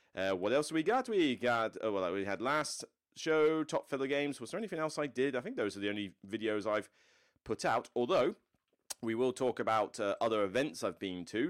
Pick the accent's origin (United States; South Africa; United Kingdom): United Kingdom; West Country, South West England; moved away; in the like West Country area where I'm from.